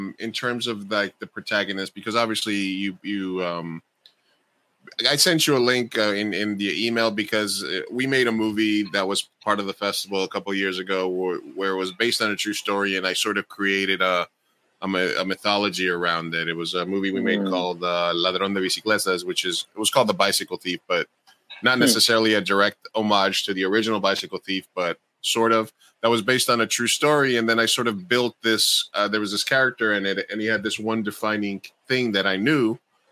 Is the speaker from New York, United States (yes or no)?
yes; New York City, New York, United States; I grew up in Queens